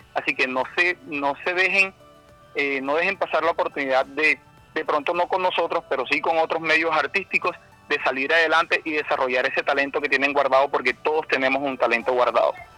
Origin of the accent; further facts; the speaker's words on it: Barranquilla, Atlántico, Colombia; oriundo de Barranquilla toda la vida, nacido y con el favor de Dios, pues mis días terminarán también aquí en mi tierra